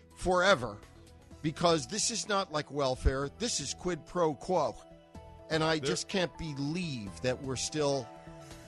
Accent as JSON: {"language": "English", "region": "New York", "country": "United States", "said": "I'm from New York."}